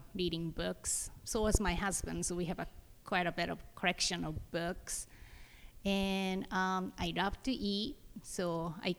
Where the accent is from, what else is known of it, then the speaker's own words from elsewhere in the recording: Japan; now in United States; I'm from Japan